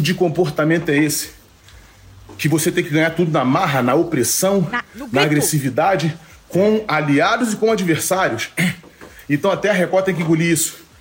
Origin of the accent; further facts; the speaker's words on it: Rio de Janeiro, Brazil; Sou da Vila do Pinheiro, sou de uma favela, vim da pobreza.